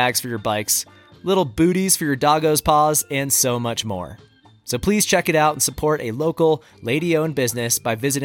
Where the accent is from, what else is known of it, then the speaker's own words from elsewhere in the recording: Bolton, Massachusetts, United States; also born or lived in Colorado; now in Telluride, United States; I grew up in the rolling hills of Central Mass. Shout out to Bolton, my hometown, and the Apple Capital of Massachusetts.